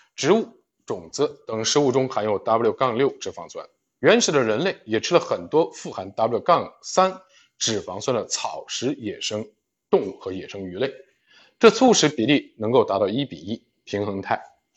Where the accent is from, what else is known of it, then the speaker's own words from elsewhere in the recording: China; 我们中国人也难